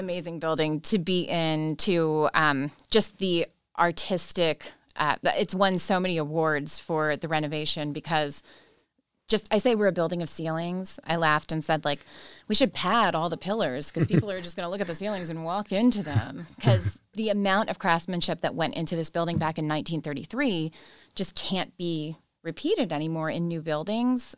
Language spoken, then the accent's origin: English; Jersey Shore, New Jersey, United States; moved away as an adult; also born or lived in Washington, District of Columbia, United States; now in Baltimore, United States; I am not from Maryland. I am from the great state of New Jersey